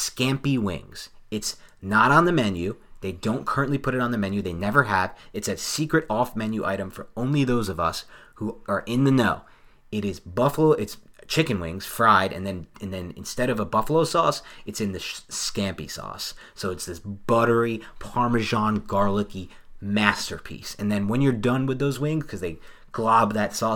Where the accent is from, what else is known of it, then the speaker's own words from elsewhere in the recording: West Orange, New Jersey, United States; I grew up in West Orange